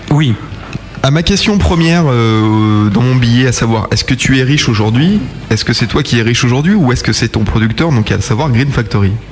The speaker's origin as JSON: {"language": "French", "town": "Frechen", "region": "North Rhine-Westphalia", "country": "Germany", "tie": "born there", "said": "Alors d'où je suis, je suis originaire ouais. bah, euh, euh, À 15 km de Cologne"}